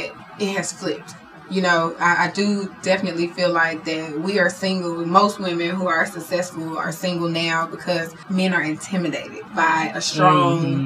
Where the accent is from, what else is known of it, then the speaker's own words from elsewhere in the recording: Philadelphia, Pennsylvania, United States; also born or lived in Hawaii; now in Atlanta, United States; I am from Philadelphia, born in Hawaii.